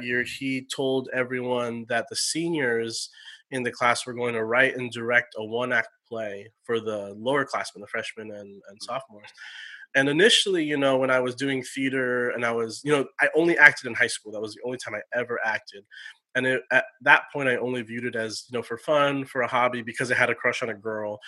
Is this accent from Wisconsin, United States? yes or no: no; San Jose, California, United States; also born or lived in Orange County, California / Campbell, California; born and raised in San Jose, California